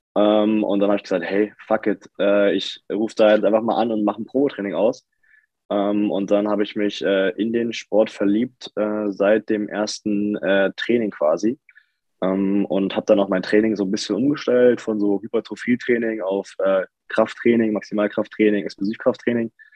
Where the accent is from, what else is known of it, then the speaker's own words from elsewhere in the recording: Lübbenau, Brandenburg, Germany; moved away as an adult; also born or lived in Forst / Dresden; now in Berlin, Germany; Forst geboren, das ist quasi an der polnischen Grenze, habe aber meine Kindheit im Spreewald verbracht. Äh, Lübbenau